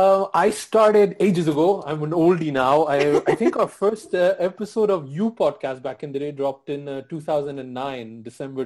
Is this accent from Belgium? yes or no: yes; Belgium; moved away; I grew up in Belgium, which is a tiny hub. There's not a lot of South Asians there.